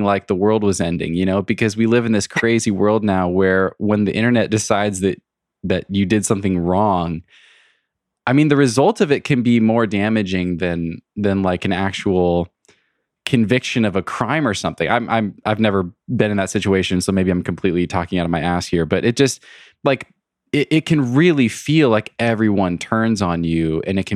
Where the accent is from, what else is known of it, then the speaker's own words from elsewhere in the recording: United States; being an American